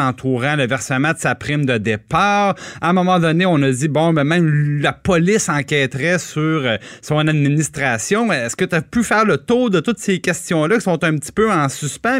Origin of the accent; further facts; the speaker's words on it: Trois-Rivières, Quebec, Canada; j'ai grandi à Trois-Rivières